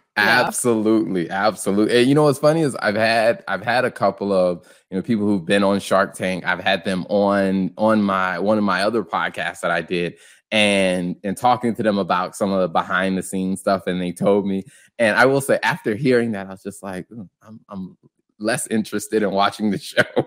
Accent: the Carolinas, United States; moved away; also born or lived in suburbs of Chicago; I grew up in the Carolinas

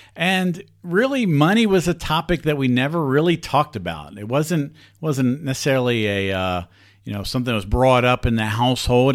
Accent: Southeast Pennsylvania, United States; I grew up in Southeast Pennsylvania.

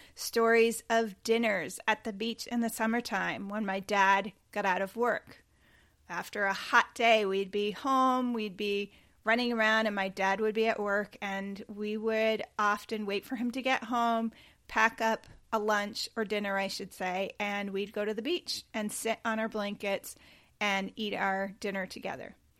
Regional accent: Cape Cod, Massachusetts, United States; we grew up on Cape Cod

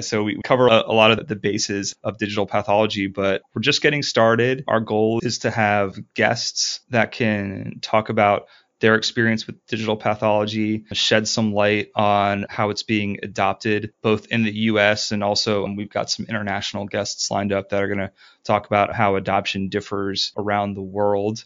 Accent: Ohio, United States; moved away as an adult; also born or lived in New Orleans; we're from Ohio

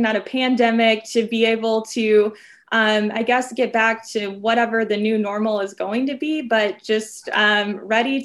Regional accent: Southern Illinois, United States; now in Chicago, United States; I'm from a small rural town in Southern Illinois, and growing up, my hometown lost its hospital

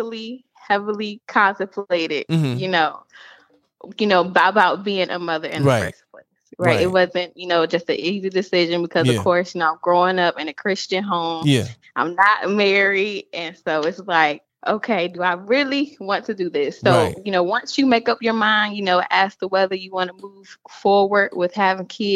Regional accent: Norfolk, Virginia, United States; I live and was born and raised in Norfolk, Virginia

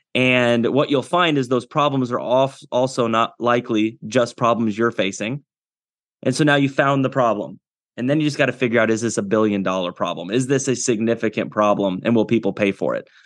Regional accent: Iowa, United States; also born or lived in Kinston, North Carolina; I was born in Kinston, North Carolina, and at a young age, uh, we moved to Iowa, spent all my childhood in Iowa

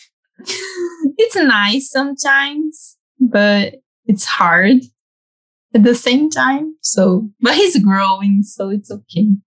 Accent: Campinas, São Paulo, Brazil; born and raised in Campinas

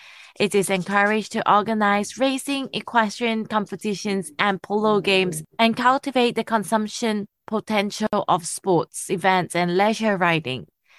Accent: Malaysia; also born or lived in Hong Kong / Australia; I was born in Hong Kong, raised in Malaysia, Australia, and work in China, as you said.

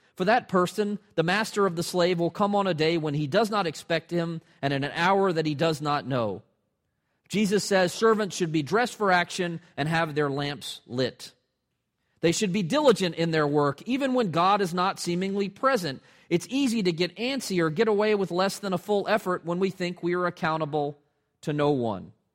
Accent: Atlanta, Georgia, United States; moved away as an adult; now in Richmond, United States; my hometown teams in Atlanta

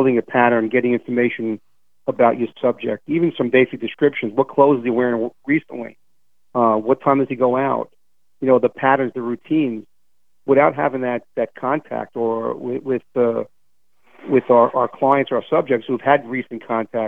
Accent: New York City, New York, United States; as a New Yorker

